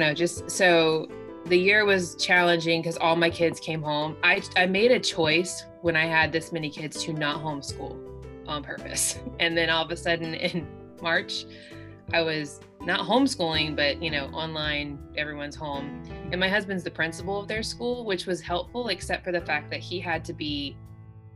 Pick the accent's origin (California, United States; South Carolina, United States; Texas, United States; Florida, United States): South Carolina, United States; moved away as an adult; now in Cincinnati, United States; I'm a Southerner who's living in Ohio. I'm originally from South Carolina